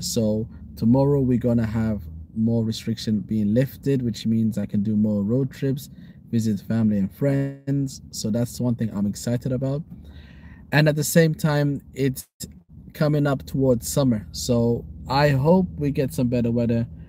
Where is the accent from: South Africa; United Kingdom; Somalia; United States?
Somalia; Somaliland